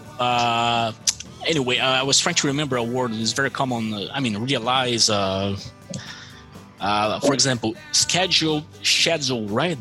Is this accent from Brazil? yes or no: yes; Brazil; accent: American; English is a second language; also born or lived in Malta; I'm from Brazil.